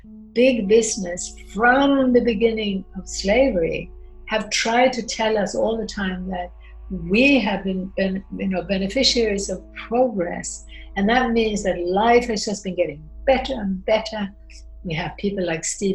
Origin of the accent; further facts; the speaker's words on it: Sweden; moved away; also born or lived in United States / France / Austria; I grew up in Sweden, but I also lived in America. I lived in France, I lived in Austria, and studied in Italy and Spain and Mexico.